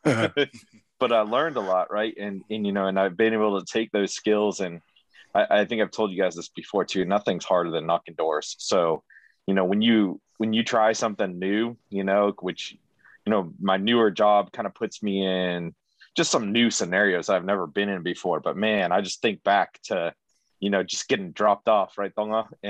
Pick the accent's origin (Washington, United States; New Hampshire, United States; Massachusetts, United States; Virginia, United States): Massachusetts, United States; Foxborough; moved away as an adult; also born or lived in upstate New York / Rexburg, Idaho; I'm from upstate New York and Massachusetts, and I grew up most of my early years in Foxborough